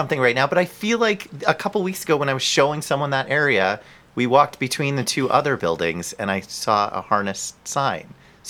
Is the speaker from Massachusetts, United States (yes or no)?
no; New Jersey, United States; I'm from New Jersey